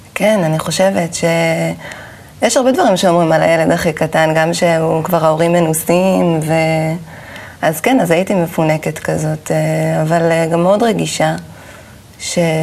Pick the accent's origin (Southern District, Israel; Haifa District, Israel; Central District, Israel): Haifa District, Israel; Caesarea; אני גדלתי בקיסריה